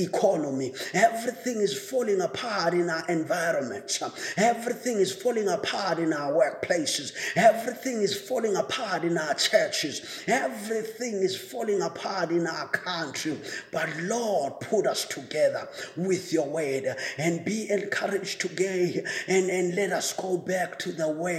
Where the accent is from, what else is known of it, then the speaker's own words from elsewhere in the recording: South Africa; as a South African citizen